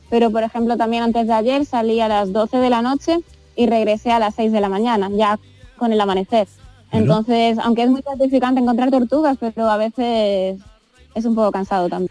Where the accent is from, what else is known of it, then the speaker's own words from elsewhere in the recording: Spain; moved away; soy la única española